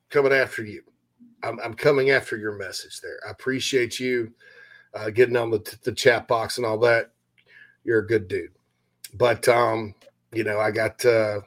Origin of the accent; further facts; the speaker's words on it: Spartanburg, South Carolina, United States; my hometown of Spartanburg, Daniel Morgan Avenue